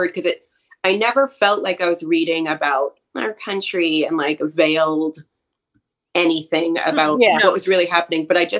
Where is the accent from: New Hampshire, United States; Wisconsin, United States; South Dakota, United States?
New Hampshire, United States; I'm from New Hampshire. Like, we're cold and brittle and terrible here.